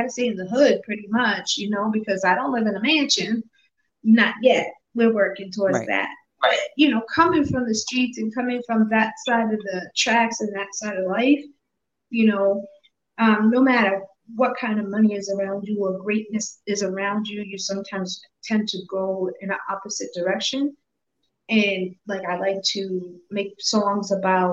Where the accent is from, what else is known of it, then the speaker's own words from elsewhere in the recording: Worcester, Massachusetts, United States; also born or lived in Boston, Massachusetts / upstate New York / Indiana; I came to Worcester when I was a newborn. My brother was two. I was a newborn. So I pretty much was raised here